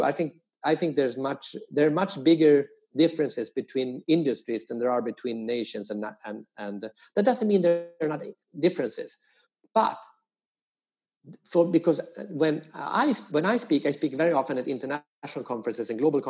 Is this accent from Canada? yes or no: no; Sweden; also born or lived in United States; now in Asia; I am from Sweden. I used to live in the US, but now I've been living in Asia for 15 years